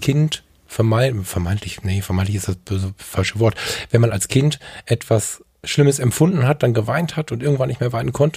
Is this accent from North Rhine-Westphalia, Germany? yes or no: yes; Ratingen, North Rhine-Westphalia, Germany; Ich bin in Rating geboren.